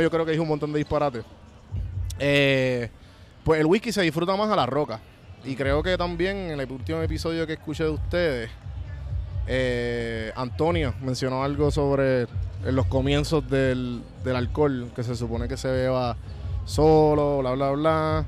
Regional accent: Puerto Rico; soy boricua

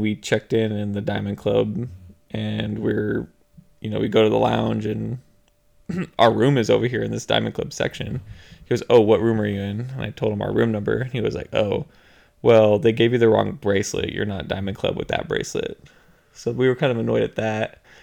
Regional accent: Texas, United States; we're from Texas, so all the beaches here are brown.

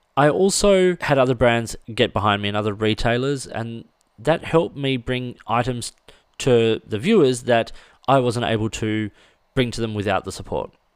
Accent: Australia; as an Australian, as a left-handed Australian

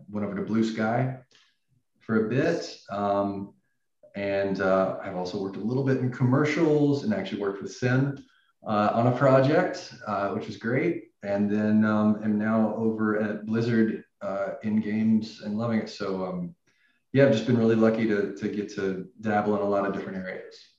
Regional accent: Nashville, Tennessee, United States; moved away; I was originally from Nashville, Tennessee

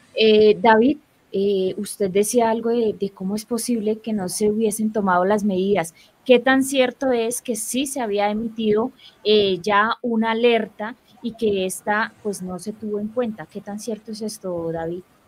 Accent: Colombia; debemos tener todos los colombianos

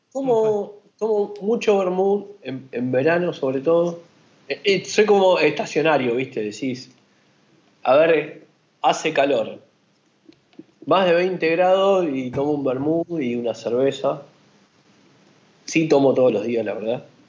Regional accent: Argentina; acá en Argentina

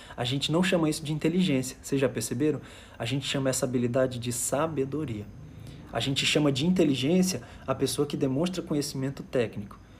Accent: Fortaleza, Ceará, Brazil; moved away as an adult; also born or lived in Manaus; eu sou de Fortaleza, Ceará

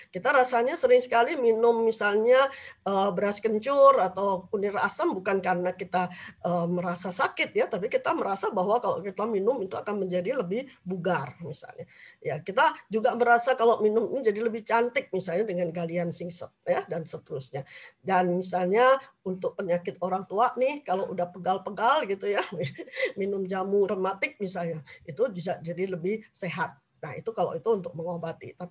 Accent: Semarang, Central Java, Indonesia; born there; Saya memang lahir di Jawa Tengah di Semarang, cuman memang dari kecil tidak pernah akrab dengan jamu ya.

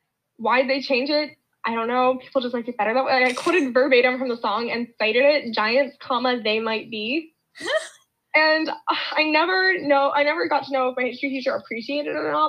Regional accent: New Jersey, United States; So I'm from New Jersey

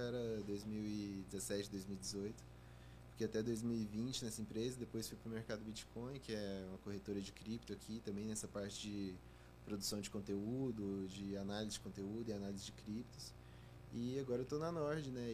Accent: Goiânia, Goiás, Brazil; moved away as an adult; Eu sou de Goiânia. Uhum nasci, cresci lá, passei os primeiros 18 anos da minha vida lá

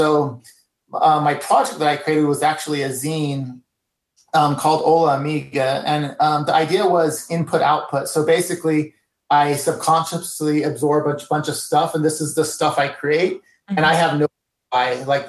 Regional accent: California, United States; I grew up in part of my life in California, so I was inspired from the Mexican culture.

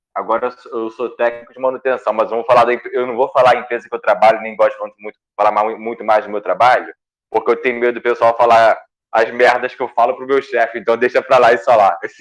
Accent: Rio de Janeiro, Brazil; accent: carioca; moved away as an adult; now in São Paulo, Brazil; tudo meu período aqui é carioca

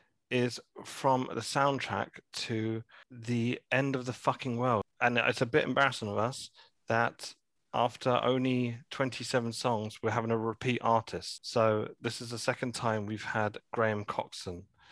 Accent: St Albans, East of England, United Kingdom; I'm from St. Albans

